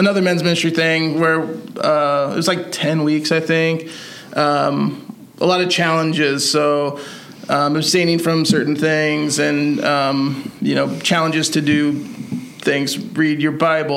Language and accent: English; Columbia City, Indiana, United States; born and raised in Columbia City